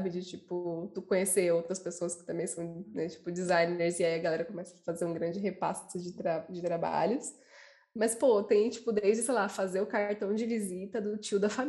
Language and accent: Portuguese; São Paulo, Brazil; sempre morei nessa região também, aqui no Jabaquara.